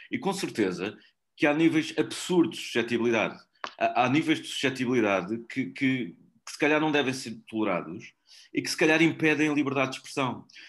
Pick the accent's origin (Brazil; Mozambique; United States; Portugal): Portugal; E eu sou português